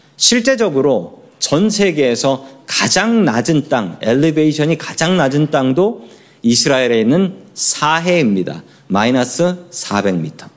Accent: South Korea; 우리들은 한국 사람으로 태어났습니다

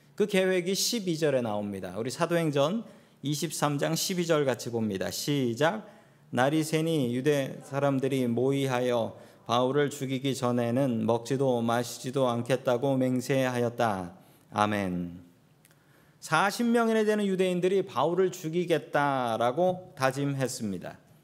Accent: South Korea; moved away; 우리 한국 이민자들

